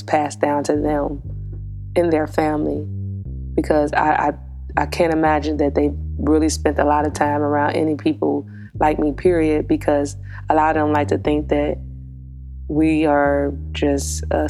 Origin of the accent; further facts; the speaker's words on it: United States; a black woman who was born in America, coming up in America